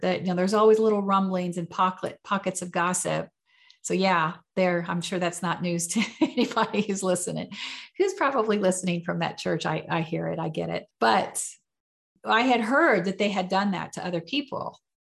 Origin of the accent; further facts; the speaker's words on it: United States; I was born in America and raised Southern Baptist